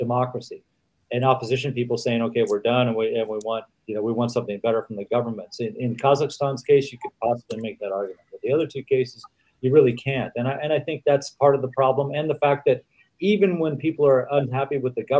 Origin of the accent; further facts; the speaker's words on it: United States; moved away as an adult; I grew up, again, in the United States